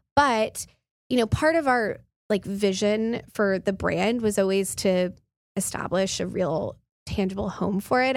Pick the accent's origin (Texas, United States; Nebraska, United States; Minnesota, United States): Texas, United States; Midland; moved away as an adult; also born or lived in New York; I grew up in Midland, um, and then my family's ranch is in far West Texas